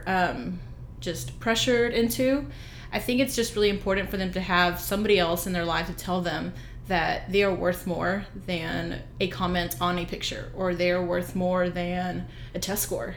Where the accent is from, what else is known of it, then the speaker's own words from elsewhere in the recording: Dallas, Texas, United States; I'm from Dallas, uh-huh. and I grew up there